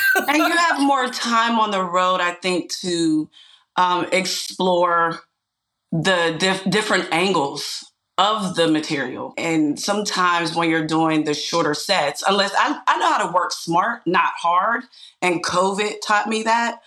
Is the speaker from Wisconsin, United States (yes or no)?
no; Pittsburgh, Pennsylvania, United States; my hometown